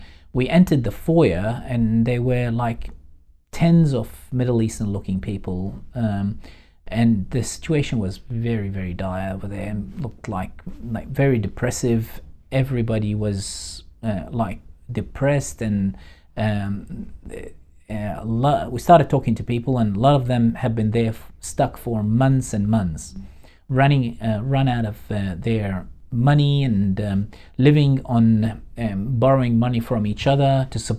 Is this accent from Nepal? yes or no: no; Baghdad, Baghdad Governorate, Iraq; moved away as an adult; now in Australia; we're from Baghdad.